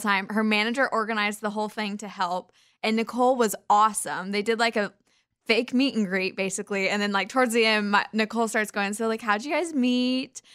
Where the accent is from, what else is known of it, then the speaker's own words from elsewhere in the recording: Kansas, United States; We're both from Kansas